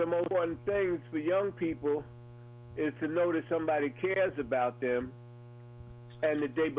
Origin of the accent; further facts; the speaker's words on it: New York City, New York, United States; I grew up in New York City, and, you know, in Brooklyn